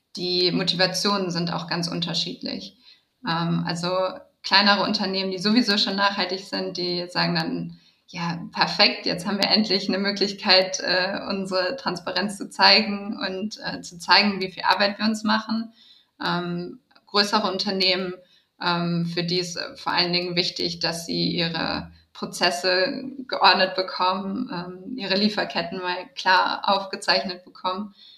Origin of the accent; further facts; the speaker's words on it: Düsseldorf, North Rhine-Westphalia, Germany; moved away as an adult; also born or lived in Berlin / New York / London; bei Retraced mich in meiner Heimatstadt wiedergefunden